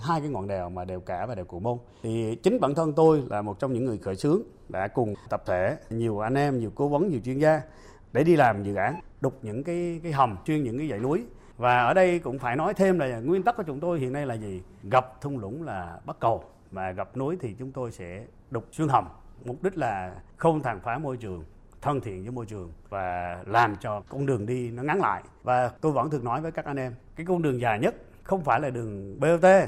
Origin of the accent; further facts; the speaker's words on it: Phu Yen, Vietnam; sinh ra và lớn lên ở Phú Yên